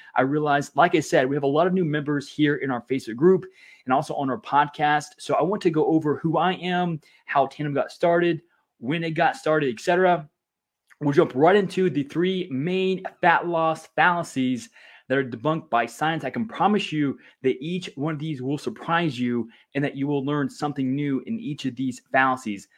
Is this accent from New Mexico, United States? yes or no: no; Louisiana, United States; I grew up in Louisiana